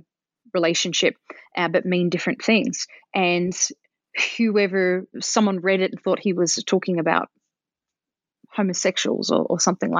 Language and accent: English; Australia; I didn't hear it very much growing up in Australia, and I don't hear it very much nowadays here